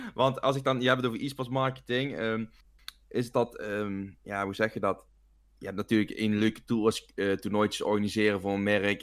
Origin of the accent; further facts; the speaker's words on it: Venlo, Limburg, Netherlands; Ik kom uit Venlo